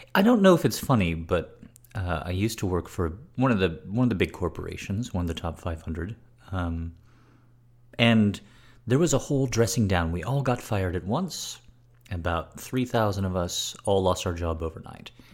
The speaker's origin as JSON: {"language": "English", "country": "United States", "said": "I immediately come off as American"}